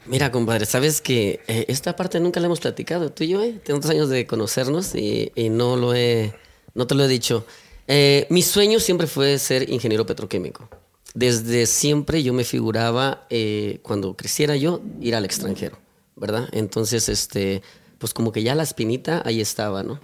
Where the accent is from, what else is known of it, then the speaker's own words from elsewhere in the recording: Mexico City, Mexico; moved away as an adult; also born or lived in Puebla, Mexico; yo nací en el estado de Puebla, ¿verdad? A los siete años perdimos a mi padre, ¿verdad? Entonces, pues mi familia nos tuvimos que mover al, Distrito Federal. Por ahí estuvimos alrededor de otros siete años